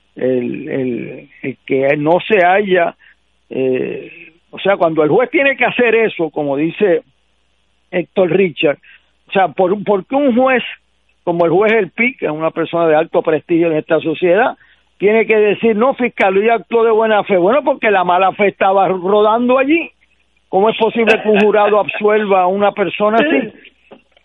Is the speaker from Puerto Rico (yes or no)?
yes; Puerto Rico; como puertorriqueño